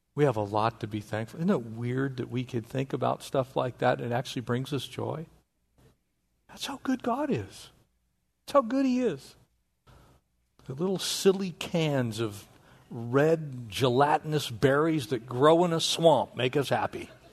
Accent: North San Diego County, California, United States; I grew up in North San Diego County.

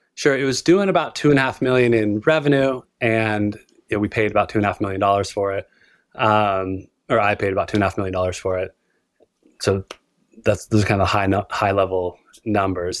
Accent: Utah, United States; born and raised in Utah

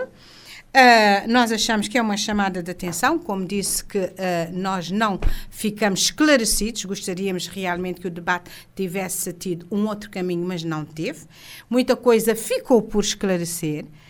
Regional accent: Cape Verde; todos somos cabo-verdianos

